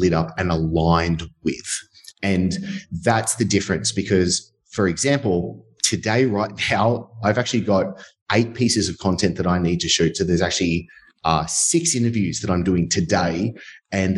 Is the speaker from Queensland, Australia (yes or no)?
no; Sydney, New South Wales, Australia; accent: Australian; I'm obviously, as you can tell through my Australian accent, which hopefully you can actually understand me, from Sydney, Australia